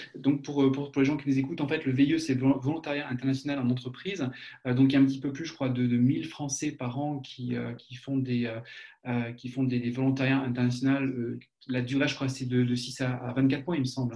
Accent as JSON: {"language": "French", "country": "France", "accent": "French", "moved": "as an adult", "lives_now": "Germany", "said": "ça fait un petit peu plus de 20 ans que je suis en Allemagne, et euh, bon, j'ai mon accent que je traîne"}